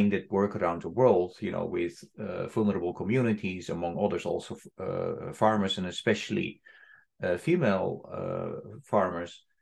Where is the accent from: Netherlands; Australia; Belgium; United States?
Netherlands; I'm from the Netherlands